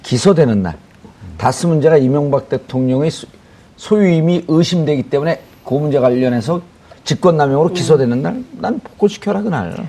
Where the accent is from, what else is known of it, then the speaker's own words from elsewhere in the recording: Bonghwa, North Gyeongsang, South Korea; 제 고향이 봉화 아니에요